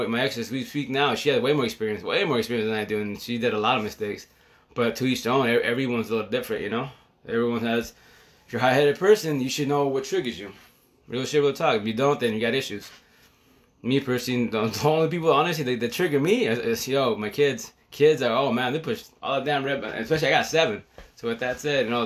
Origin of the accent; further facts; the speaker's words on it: United States; I'm from the States, Chicano